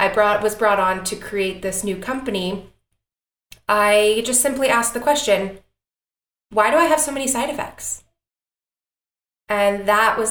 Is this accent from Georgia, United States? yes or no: yes; Atlanta, Georgia, United States; I am born and raised in Atlanta, Georgia, which is where Particle, our company, is located